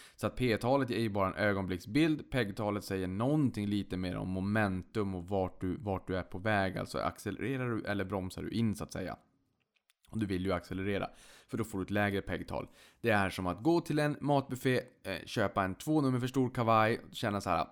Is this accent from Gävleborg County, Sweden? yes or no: no; Boden, Norrbotten County, Sweden; jag kommer från Boden, man hade inte så mycket annat roligt för sig så att man hängde väl på låset där då